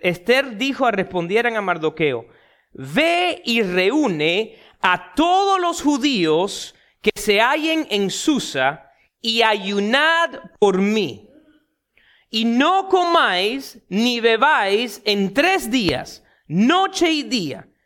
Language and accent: Spanish; Miami, Florida, United States; un muchacho nacido y criado en Miami